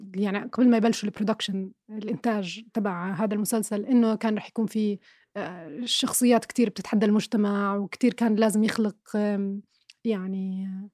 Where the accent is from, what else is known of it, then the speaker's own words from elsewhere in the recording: Irbid, Irbid Governorate, Jordan; أنا كبرت في عشت في مدينة إربد مثلا أغلب حياتي